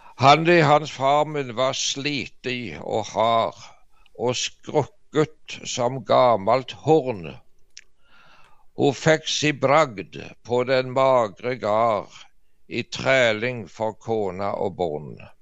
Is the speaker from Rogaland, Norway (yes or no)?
yes; Varhaug, Rogaland, Norway; molkemaskinen ble installert i fjoset hjemme på Varhaug